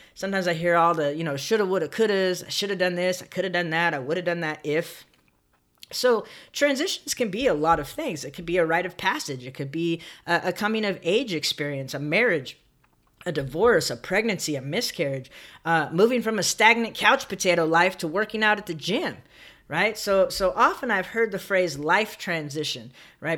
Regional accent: San Bernardino, California, United States; I grew up in Southern California in a town called San Bernardino

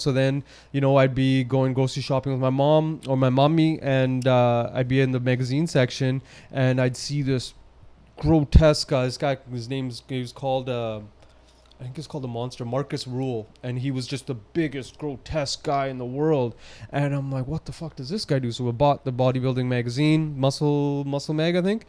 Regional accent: Surrey, British Columbia, Canada; I'm born and raised from Surrey. You know, I was I was born at Surrey Memorial Hospital, went to school, and lived my whole life in Surrey

